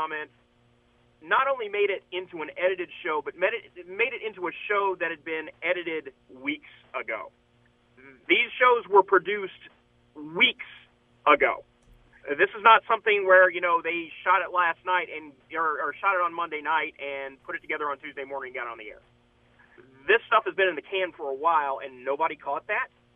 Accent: South Georgia, United States; growing up in South Georgia

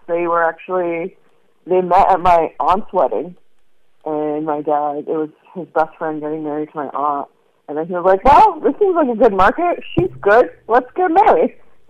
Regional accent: Connecticut, United States; moved away as an adult; now in Chicago, United States; I grew up in Connecticut, but I relocated to Chicago some like 17, 18 years ago. So pretty much grew up in both areas.

